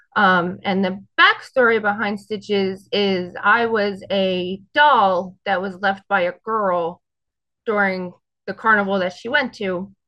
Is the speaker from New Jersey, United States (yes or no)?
yes; North Brunswick, New Jersey, United States; I am North Brunswick, New Jersey